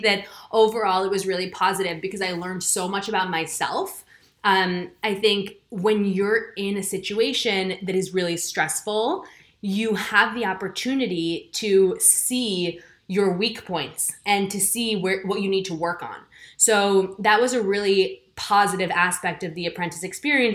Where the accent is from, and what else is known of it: New York City, New York, United States; born or raised there; moved away as an adult; now in United Kingdom